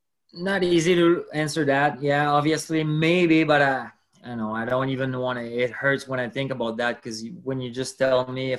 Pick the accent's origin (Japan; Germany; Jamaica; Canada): Canada; Quebec; also born or lived in Switzerland; I'm from Quebec.